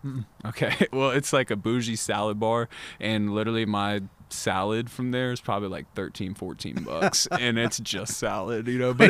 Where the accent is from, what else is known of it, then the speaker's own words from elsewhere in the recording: the South, United States; I was raised in the South, so I really love fried chicken.